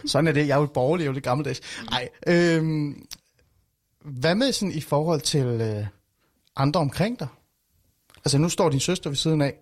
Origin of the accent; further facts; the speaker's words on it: Iran; now in Denmark; jeg er fra Iran oprindeligt